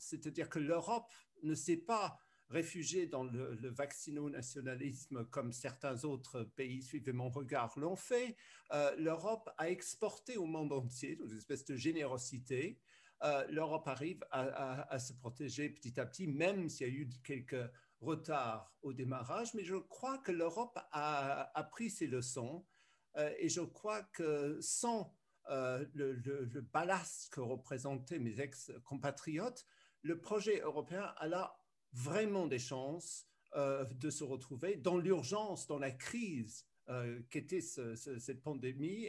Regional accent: United Kingdom; moved away as an adult; also born or lived in France / Brussels, Belgium / Berlin, Germany; je suis né en Grande-Bretagne

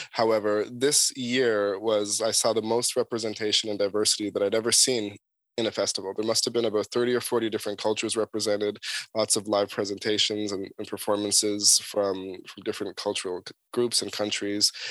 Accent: Toronto, Ontario, Canada; where I grew up in Toronto

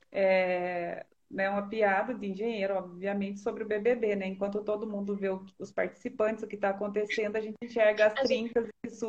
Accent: Jaguariaíva, Paraná, Brazil; also born or lived in Sengés; now in Ponta Grossa, Brazil; minha terra natal, natal é Jaguariaíba

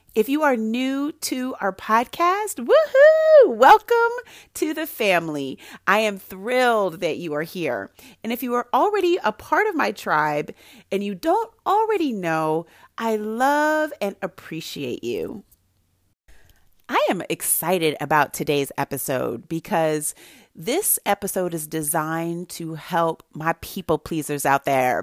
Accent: Santa Barbara, California, United States; born or raised there

